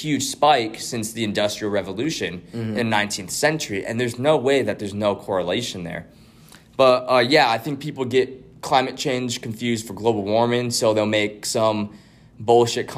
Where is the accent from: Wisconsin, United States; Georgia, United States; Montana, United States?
Montana, United States; Billings; I'm from Billings, Montana